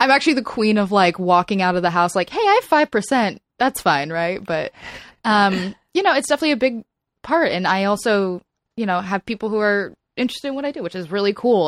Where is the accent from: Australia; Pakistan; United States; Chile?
United States; South Florida; now in Los Angeles, United States; moving to L A, I'm, I'm originally from South Florida